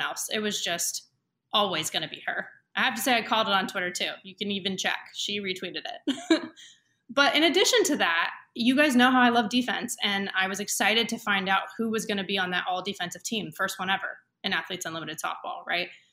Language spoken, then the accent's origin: English; Camarillo, California, United States; my hometown, Camarillo